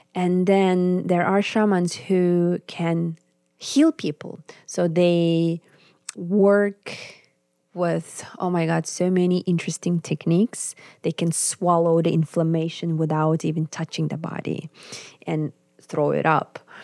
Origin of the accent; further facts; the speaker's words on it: Yakutsk, Sakha Republic, Russia; English is a second language; moved away as an adult; also born or lived in Finland / Warsaw; in my homeland, in the capital, in Yakutsk